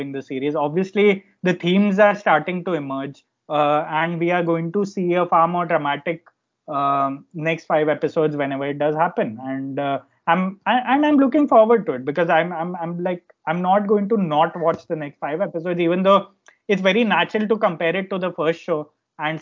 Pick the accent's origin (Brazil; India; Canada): India; Ahmedabad, Gujarat; also born or lived in Bombay; growing up in Ahmedabad